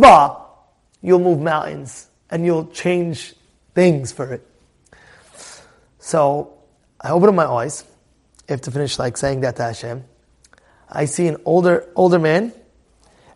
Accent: United States; I'm an American guy

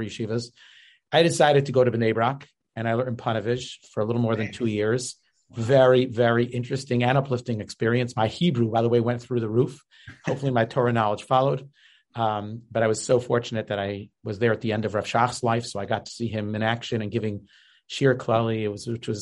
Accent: Cleveland, Ohio, United States; I grew up in Cleveland, Ohio

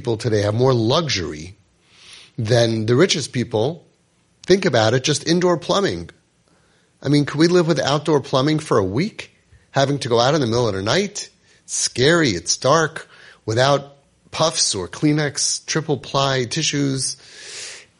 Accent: United States; I'm an American-born kid

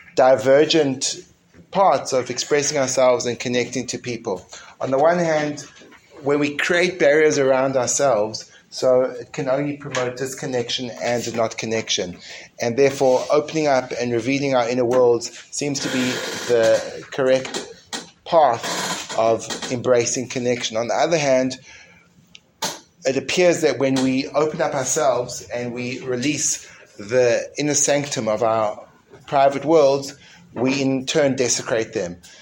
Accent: South Africa; When I grew up in school in South Africa, the way that misbehavior was punished was with a cane

